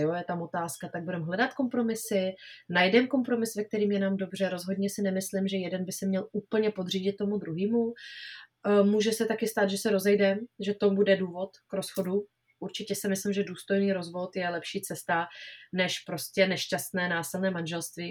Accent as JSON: {"language": "Czech", "country": "Czechia", "said": "u nás v Čechách"}